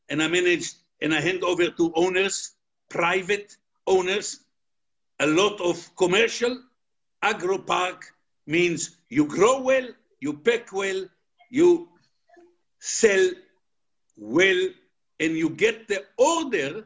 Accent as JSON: {"language": "English", "country": "Israel", "moved": "yes", "said": "I'm originally from Israel"}